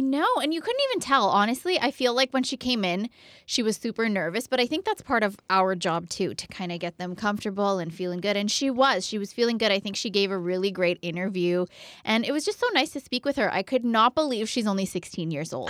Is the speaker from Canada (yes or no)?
yes; Ottawa, Ontario, Canada; this is my home place. Yeah. This is Ottawa's the capital as well